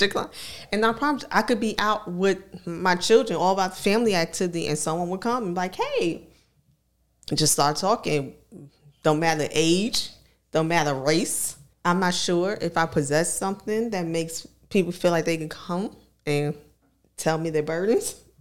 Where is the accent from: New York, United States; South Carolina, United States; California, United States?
New York, United States; New York City; now in Virginia, United States; I'm from New York, from Harlem specifically.